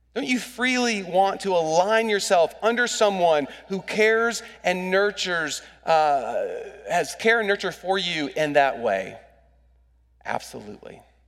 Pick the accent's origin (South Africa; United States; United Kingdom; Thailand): United States; as an American